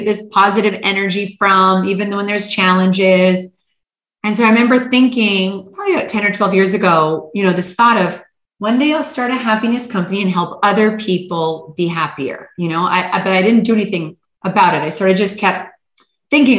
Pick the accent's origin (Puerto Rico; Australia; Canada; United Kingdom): Canada; moved away as an adult; also born or lived in Hawaii / Manhattan / Istanbul, Turkey / Los Angeles; born and raised in Canada.